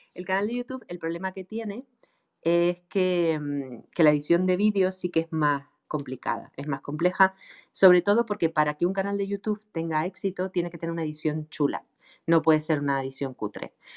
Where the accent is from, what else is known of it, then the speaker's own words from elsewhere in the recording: Canary Islands, Spain; accent: Canarian; yo tengo un acento canario tremendo